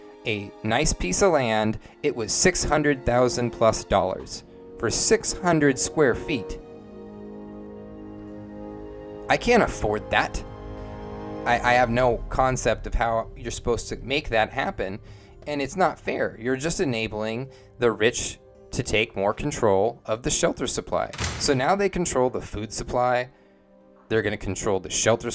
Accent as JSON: {"language": "English", "town": "Bellingham", "region": "Washington", "country": "United States", "tie": "born or raised there", "said": "I live in Bellingham, and our local vibe is, it's falling apart"}